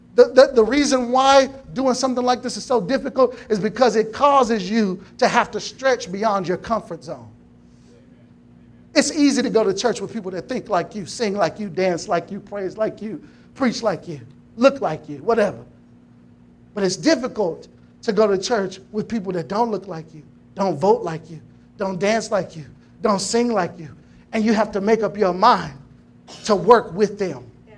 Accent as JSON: {"language": "English", "town": "Temple", "region": "Texas", "country": "United States", "tie": "born or raised there", "said": "I was born and raised here in Temple, Texas."}